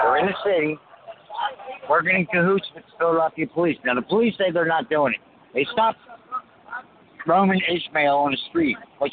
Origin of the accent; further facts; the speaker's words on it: France; now in United States; I was born in France.